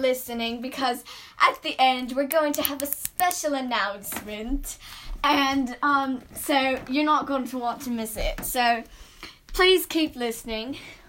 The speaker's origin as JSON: {"language": "English", "country": "United States", "said": "we're American."}